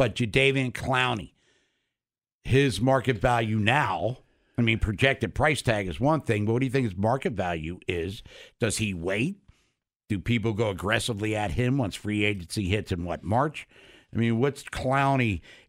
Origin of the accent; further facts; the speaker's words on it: Baltimore, Maryland, United States; I'm from Baltimore. He's from Annapolis. You want me to coach? I'll coach.